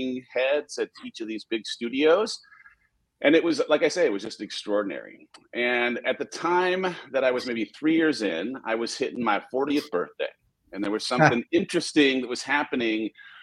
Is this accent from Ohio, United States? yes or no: no; Southern California, United States; I grew up in Southern California, oldest of four kids